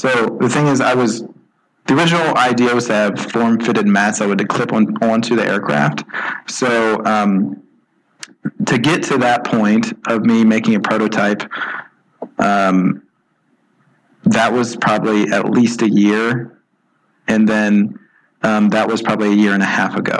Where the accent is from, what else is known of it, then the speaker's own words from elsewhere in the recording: Celina, Ohio, United States; also born or lived in Toledo, Ohio; I grew up in Salina, Ohio, which is a really small farm town